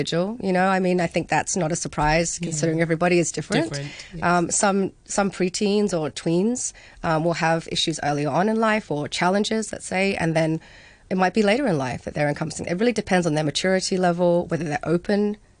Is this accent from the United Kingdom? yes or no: no; Hong Kong; having grown up here